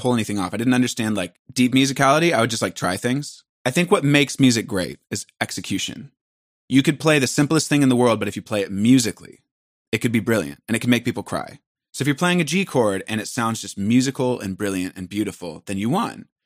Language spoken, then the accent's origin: English; Port Angeles, Washington, United States; moved away; I'm from a very small town, twenty thousand people. We're three hours from Seattle. We're in a national park